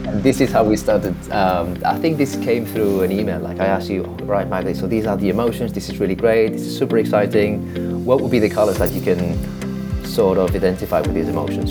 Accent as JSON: {"language": "English", "town": "Barcelona", "region": "Catalonia", "country": "Spain", "said": "I'm from Barcelona"}